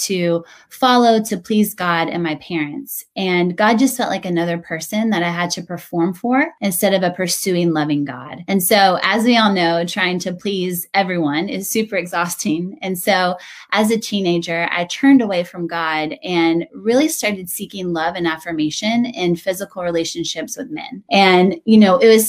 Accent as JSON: {"language": "English", "region": "Western North Carolina", "country": "United States", "tie": "born or raised there", "also_born_or_lived": "New York City", "moved": "as an adult", "lives_now": "Chapel Hill, United States", "said": "I grew up in Western North Carolina, went to NC State"}